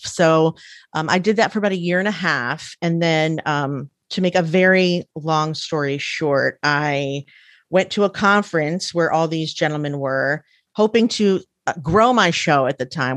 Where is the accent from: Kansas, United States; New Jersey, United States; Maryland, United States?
Maryland, United States; Frederick; I grew up in Frederick, Maryland, where there was, like, fifty Jewish families